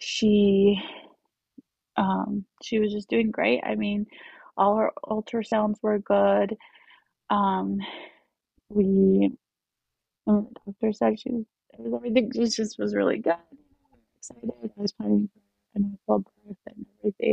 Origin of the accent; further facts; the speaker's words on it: Utah, United States; also born or lived in Colombia; raised in Utah